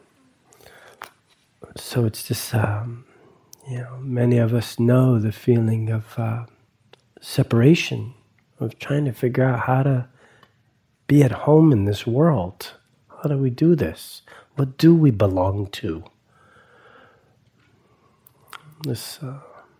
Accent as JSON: {"language": "English", "region": "East Coast", "country": "United States", "tie": "born or raised there", "moved": "yes", "said": "growing up on the East Coast around a lot of Italians and a lot of Catholicism"}